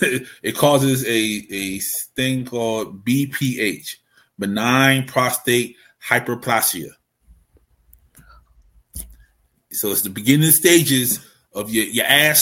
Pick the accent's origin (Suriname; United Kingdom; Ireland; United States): United States; Baltimore, Maryland; accent: Baltimore; My Baltimore accent